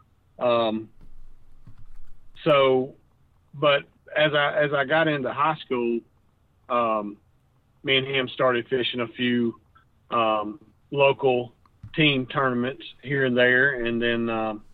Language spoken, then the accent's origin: English; Jacksonville, Alabama, United States; Born and raised. I grew up in Jacksonville, Alabama. That's where I was born, and I've lived there my whole entire life.